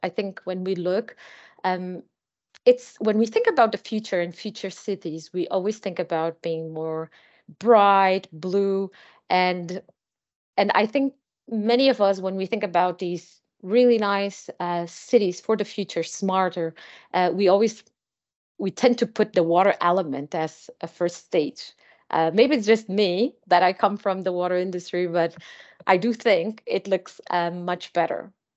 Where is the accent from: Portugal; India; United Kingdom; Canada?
Portugal; Azores Islands; now in Lisbon, Portugal; I am from the Azores Islands